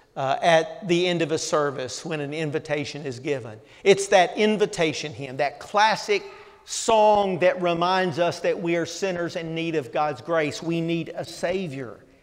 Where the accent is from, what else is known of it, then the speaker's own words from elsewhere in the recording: the South, United States; growing up in the South